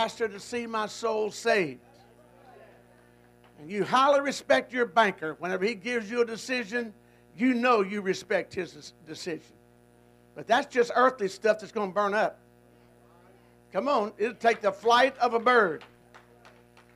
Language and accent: English; Goose Creek, Texas, United States; moved away; I was born in Goose Creek, Texas